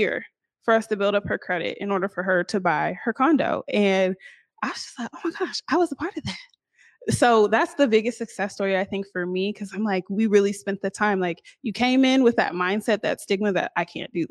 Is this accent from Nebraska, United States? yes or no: no; Seattle, Washington, United States; I'm from here